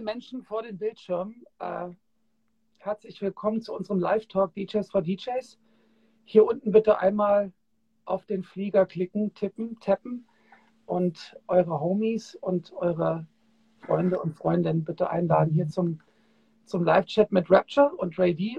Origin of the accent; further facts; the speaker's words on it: Kassel, Hesse, Germany; ich bin ja in Kassel aufgewachsen